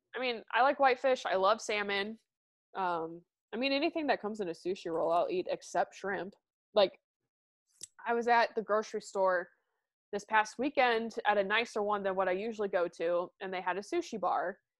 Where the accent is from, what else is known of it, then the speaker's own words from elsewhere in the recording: Midwest, United States; I'm from the Midwest